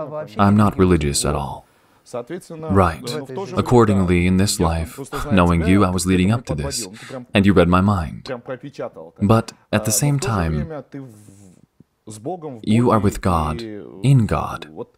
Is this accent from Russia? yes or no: yes; Makhachkala, Dagestan, Russia; a number of well-known individuals were startled that I was from Makhachkala, Dagestan.